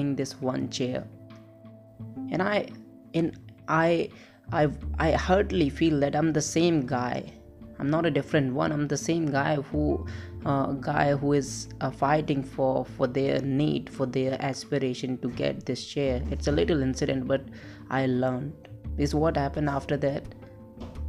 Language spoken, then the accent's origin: English; India; English is a second language; I'm from India